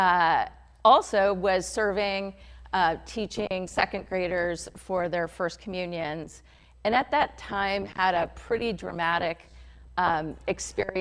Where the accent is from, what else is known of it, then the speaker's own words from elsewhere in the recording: Hillsborough, California, United States; I'm a Bay Area native. I grew up in Hillsborough across the Bay